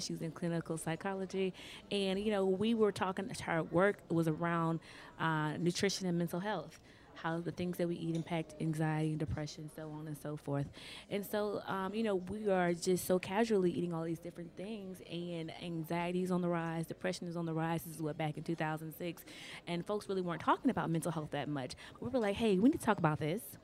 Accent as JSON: {"language": "English", "region": "Louisiana", "country": "United States", "said": "I'm from Louisiana"}